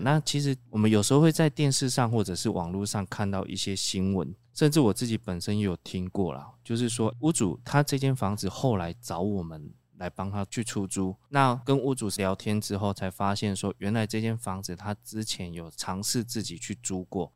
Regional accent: Taiwan; 我们台湾人就是比较传统

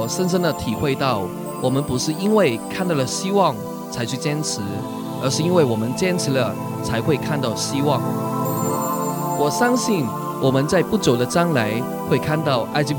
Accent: Hong Kong; 大家好，

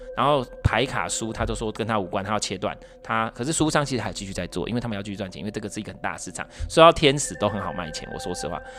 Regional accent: Taiwan; 我们台湾是怎样去拜拜

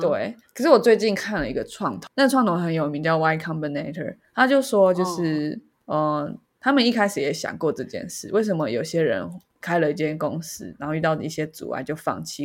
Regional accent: Taiwan; 我们是台湾人

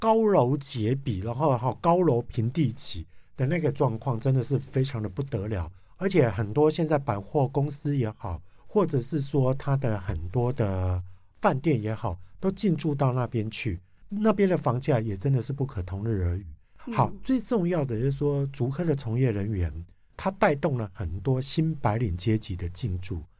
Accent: Kaohsiung, Taiwan; 因为我是土生土长的高雄人

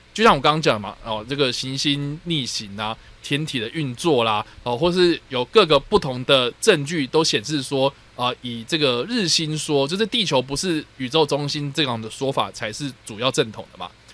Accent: Taipei, Taiwan; 我在台北长大的小孩

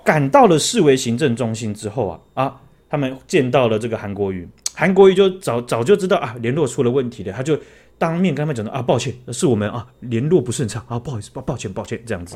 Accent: Taoyuan, Taiwan; 我这样子跑我们故乡桃园的客户跑了这么多

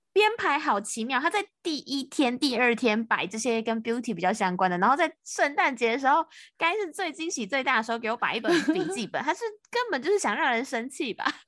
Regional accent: Taiwan; 我是台湾的

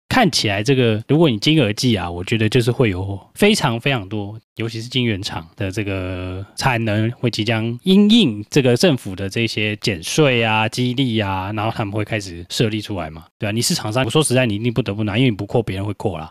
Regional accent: Taiwan; 我们台湾人多多少少都有一两个朋友在台积电嘛

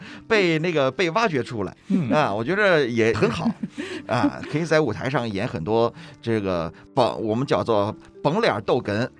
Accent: Beijing, China; 对，我是北京人，

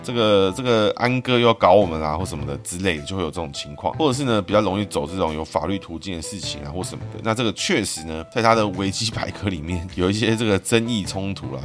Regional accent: Taipei, Taiwan; 从小我在台北长大

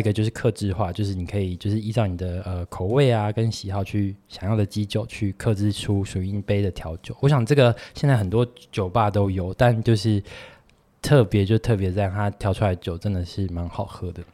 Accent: Tainan, Taiwan; 身为台南人

